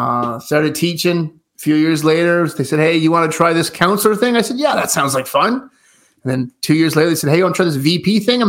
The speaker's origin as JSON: {"language": "English", "town": "Fortune", "region": "Newfoundland and Labrador", "country": "Canada", "tie": "born or raised there", "said": "I'm from a small town of Fortune, Newfoundland, about 2,000 people, born and raised"}